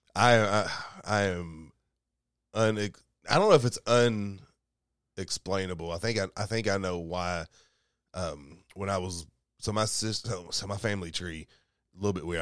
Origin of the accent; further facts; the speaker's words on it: Columbia, Kentucky, United States; moved away; I grew up in Kentucky about two hours away from here